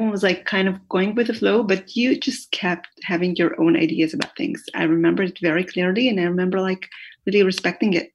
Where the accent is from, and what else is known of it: Jerusalem, Jerusalem District, Israel; born or raised there; also born or lived in Haifa, Israel